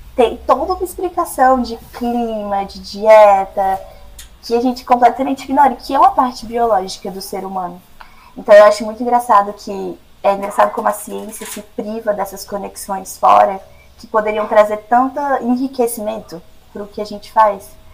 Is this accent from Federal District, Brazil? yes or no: yes; Brasília, Federal District, Brazil; moved away as an adult; now in United States; sou nascida e criada em Brasília, mas meu coração é goiano, minha família também